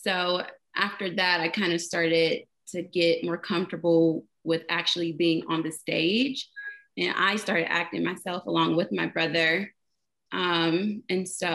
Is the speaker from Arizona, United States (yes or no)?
no; Dayton, Ohio, United States; I was born and raised in Dayton, Ohio